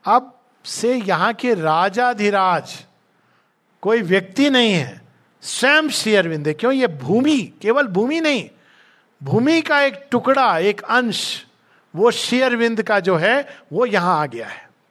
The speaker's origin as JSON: {"language": "Hindi", "country": "India", "tie": "born or raised there", "said": "हम भारत में जन्मे"}